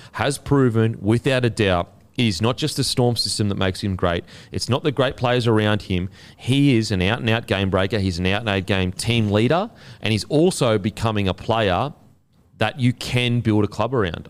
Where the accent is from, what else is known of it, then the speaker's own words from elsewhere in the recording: Australia; as an Australian